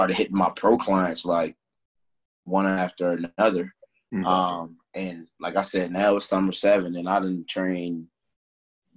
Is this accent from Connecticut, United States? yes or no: no; Reston, Virginia, United States; I'm from Reston, Virginia. I went to South Lakes High School.